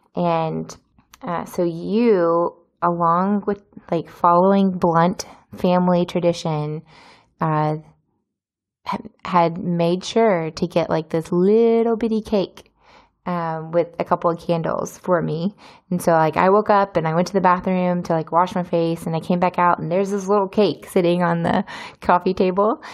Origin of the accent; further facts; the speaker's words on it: United States; moved away as an adult; now in Izmir, Turkey; I'm from America